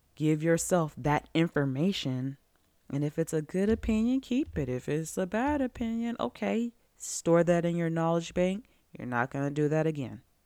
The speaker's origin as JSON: {"language": "English", "region": "Georgia", "country": "United States", "tie": "born or raised there", "said": "growing up in Georgia in the nineties, in the two thousands"}